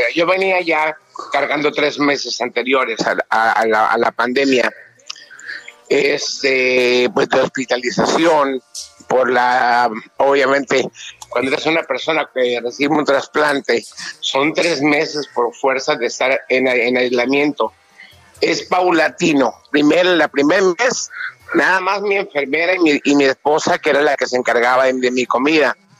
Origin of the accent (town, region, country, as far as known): Mexico